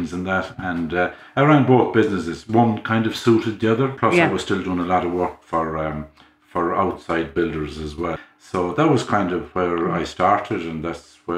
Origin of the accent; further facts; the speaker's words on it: Carraroe, Connacht, Ireland; now in Kinvara, Ireland; I was brought up in Connemara, a place called Carraroe.